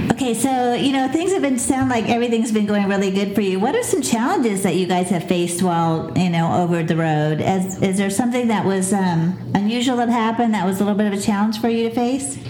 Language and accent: English; Pensacola, Florida, United States; Pensacola is my hometown